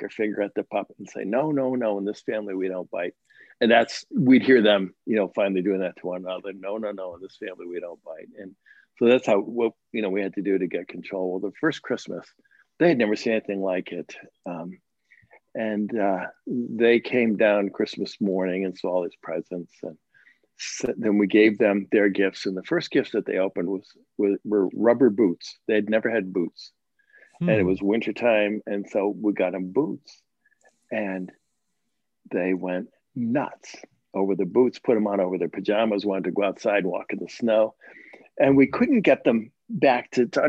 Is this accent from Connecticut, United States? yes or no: yes; Connecticut, United States; I grew up in Connecticut, so we'd have snow quite a bit